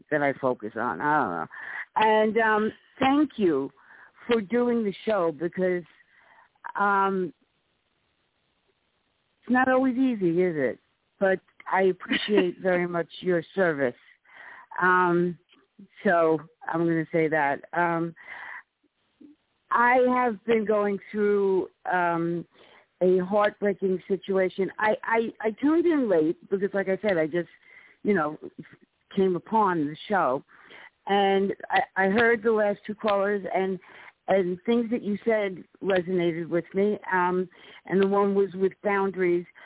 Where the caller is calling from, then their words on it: New York City, New York, United States; I'm calling from the Bronx, New York.